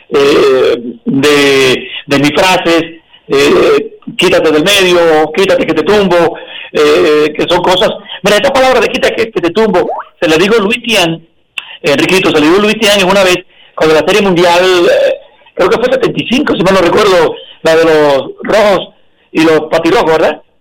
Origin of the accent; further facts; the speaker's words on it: Dominican Republic; moved away as an adult; now in Miami, United States; y la tierra de mi papá y de mi abuelo, y, mía también, porque yo soy dominicano.